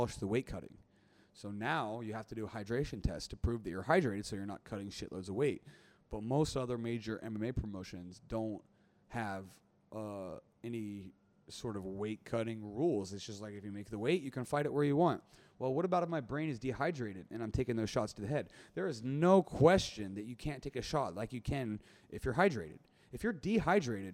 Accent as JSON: {"language": "English", "country": "United States", "said": "I'm an American"}